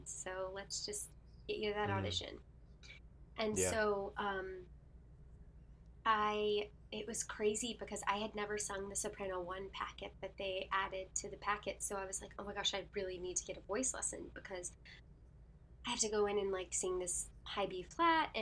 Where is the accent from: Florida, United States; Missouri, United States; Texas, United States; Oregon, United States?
Texas, United States; Houston; moved away as an adult; also born or lived in New York / Orlando; Houston, my hometown